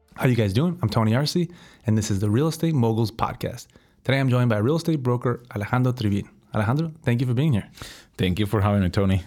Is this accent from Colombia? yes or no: yes; Colombia; moved away as an adult; also born or lived in California; now in United States; I'm originally from Colombia